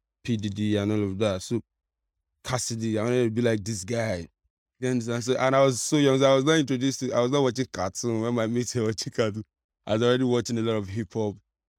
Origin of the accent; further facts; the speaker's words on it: Agungi, Lagos, Nigeria; I grew up at Agungi here.